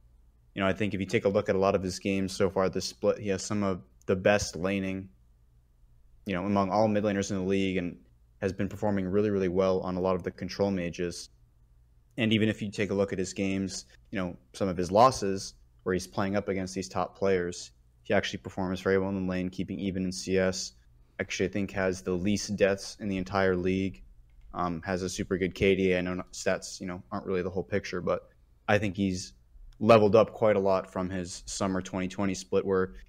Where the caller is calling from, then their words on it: San Antonio, Texas, United States; Calling from San Antonio, Texas.